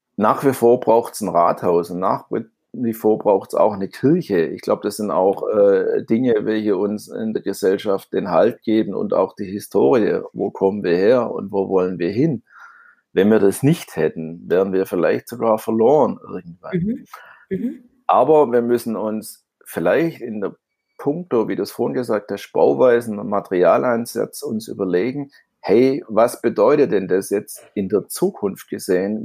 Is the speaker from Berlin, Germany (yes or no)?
no; Stuttgart, Baden-Württemberg, Germany; accent: Swabian; ich bin ja Stuttgarter auf gut Schwäbisch